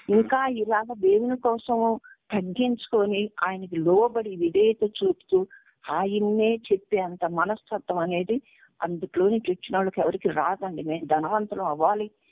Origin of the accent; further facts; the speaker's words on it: Vijayawada, Andhra Pradesh, India; moved away as an adult; also born or lived in Tenali; నా ఊరు విజయవాడ నేను పుట్టి పెరిగిందంతా విజయవాడ